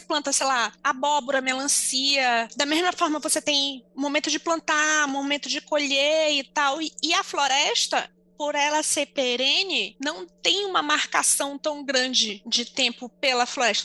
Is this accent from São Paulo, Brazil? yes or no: no; Manaus, Amazonas, Brazil; moved away; enquanto manauara